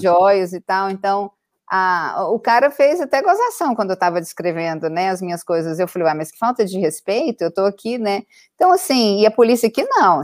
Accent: Goiânia, Goiás, Brazil; moved away as an adult; also born or lived in Paris, France; now in Boston, United States; eu sou do Brasil, claro, de Goiânia, lá do centro do, do país.

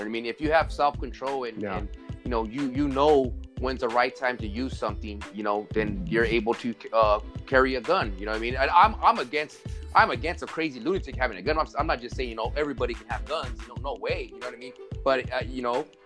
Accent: United States; I'm an American. This is my country

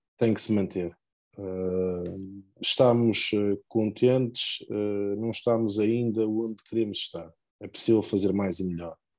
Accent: Lordelo, Portugal; sou de Lordelo

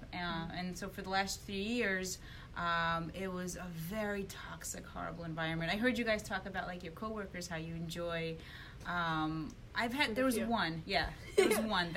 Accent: New York City, New York, United States; born or raised there; accent: a bit Brooklyn; first language Russian; English is a second language; also born or lived in Ukraine

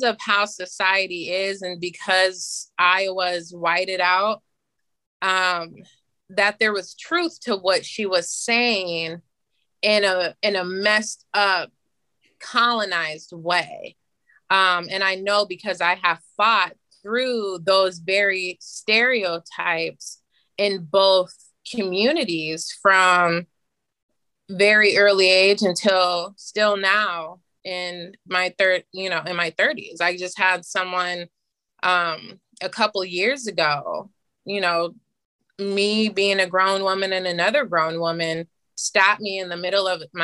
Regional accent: Cedar Falls, Iowa, United States; being Black growing up in Cedar Falls

